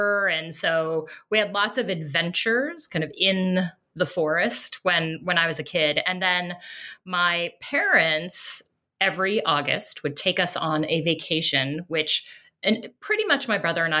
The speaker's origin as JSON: {"language": "English", "town": "Denver", "region": "Colorado", "country": "United States", "tie": "born or raised there", "said": "You know, I grew up in Colorado in the suburbs of Denver, so out on the plains."}